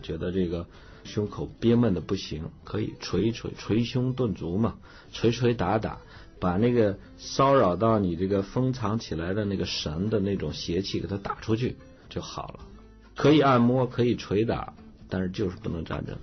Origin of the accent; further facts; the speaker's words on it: Datong, Shanxi, China; moved away; 我小时候，我老家这个大同还比较冷